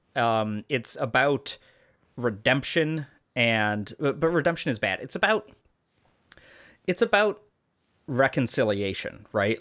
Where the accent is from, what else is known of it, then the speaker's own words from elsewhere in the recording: Chicago, Illinois, United States; as a kid growing up in Chicago during this exact time period